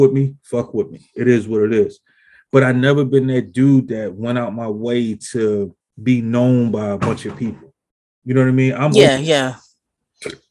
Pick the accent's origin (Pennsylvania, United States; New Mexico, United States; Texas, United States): Pennsylvania, United States; Philadelphia; I'm actually from West Philly, the bottom